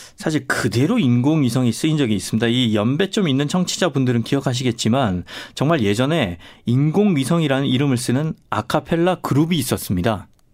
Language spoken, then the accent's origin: Korean; South Korea; 전 특히 또 시골 출신이고